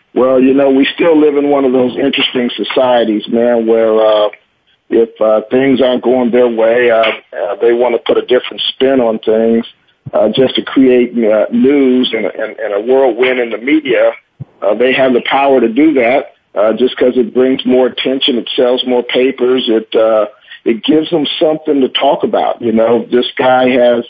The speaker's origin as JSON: {"language": "English", "town": "Oakland", "region": "California", "country": "United States", "said": "I'm from Oakland"}